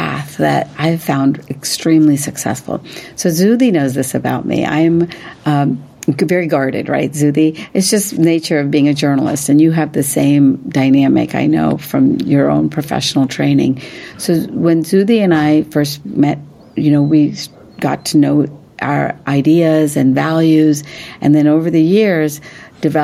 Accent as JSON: {"language": "English", "region": "West Virginia", "country": "United States", "tie": "born or raised there", "said": "I grew up in West Virginia"}